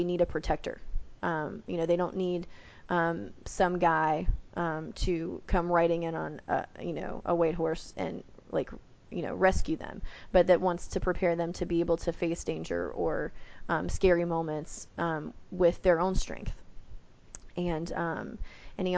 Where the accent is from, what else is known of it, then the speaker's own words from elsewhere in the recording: the South, United States; I'm Southern. But growing up in the South, everybody kind of gets called diminutive names all the time.